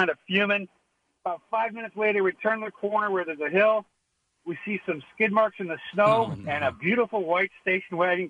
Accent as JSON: {"language": "English", "region": "Southern Ontario", "country": "Canada", "tie": "born or raised there", "said": "I grew up in Southern Ontario."}